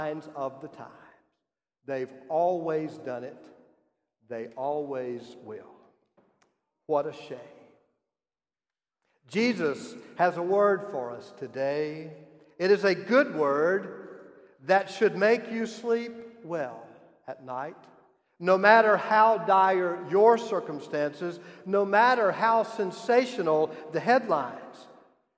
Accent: South Carolina, United States; moved away; my home state

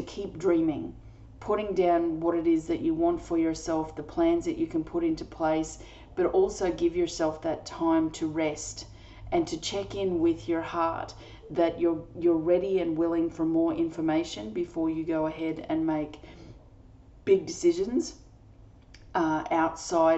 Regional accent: Australia; I'm an Australian energy healer

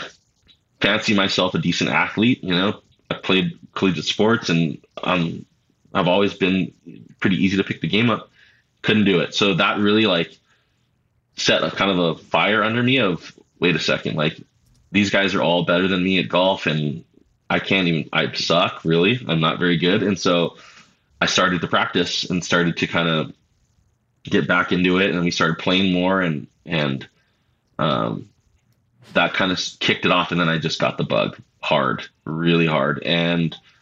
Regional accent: the Big Island, Hawaii, United States; I grew up on the Big Island, but yeah, my dad is from Maui

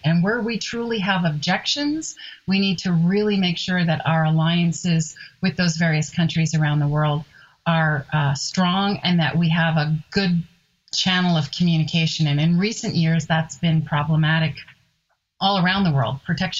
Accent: Canada; As a Canadian

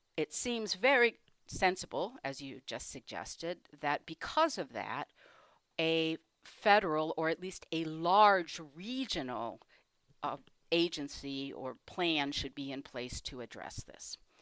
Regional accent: Michigan, United States; I was born in Michigan, in a suburb

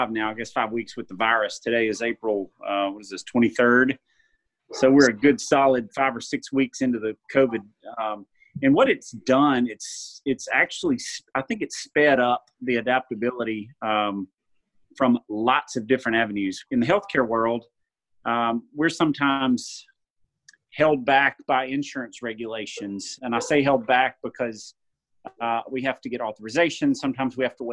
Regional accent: Jackson, Mississippi, United States; I'm from Jackson, Mississippi. I've born and raised here, actually 4 generations deep in Mississippi

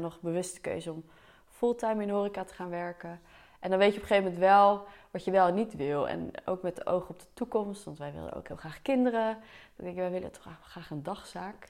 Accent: Delft, South Holland, Netherlands; also born or lived in The Hague; Ik ben natuurlijk geboren in Delft. Een jaartje in Den Haag gewoond, toen weer gauw terug.

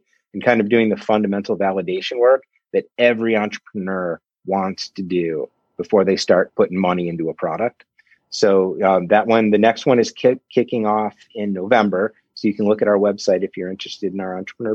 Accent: Ann Arbor, Michigan, United States; I grew up in Ann Arbor, left, and then came back.

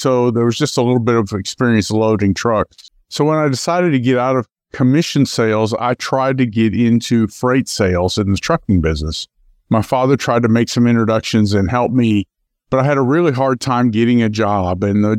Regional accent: Memphis, Tennessee, United States; also born or lived in Akron, Ohio; I was actually born in Akron, Ohio, but did most of my growing up in Memphis, Tennessee.

